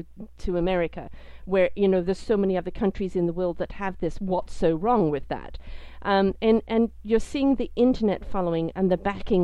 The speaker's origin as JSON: {"language": "English", "country": "Canada", "said": "as a Canadian"}